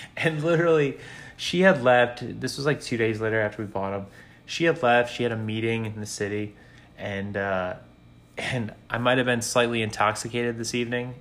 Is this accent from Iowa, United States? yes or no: no; Chicago, Illinois, United States; I'm from Chicago, so like I'm I grew up in the cold